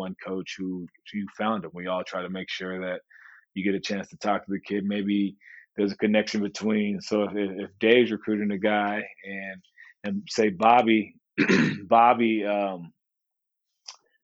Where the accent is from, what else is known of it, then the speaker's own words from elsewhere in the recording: Santa Barbara, California, United States; moved away as an adult; I was from Santa Barbara